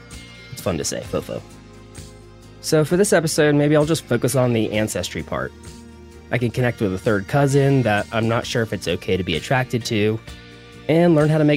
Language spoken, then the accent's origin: English; the South, United States; I was born in the South